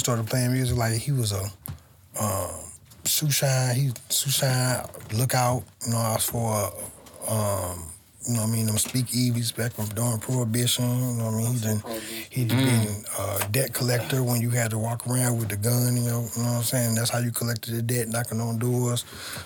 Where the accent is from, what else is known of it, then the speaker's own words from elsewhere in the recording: St. Louis, Missouri, United States; I grew up on the North Side, too, right down the street from Matthew Dickey's